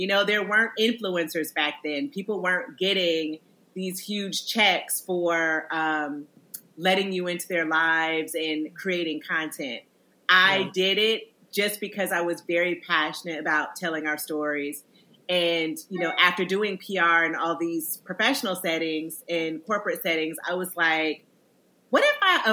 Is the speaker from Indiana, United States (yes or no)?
yes; Indiana, United States; moved away as an adult; also born or lived in Illinois; now in New York, United States; a little brown girl growing up in Indiana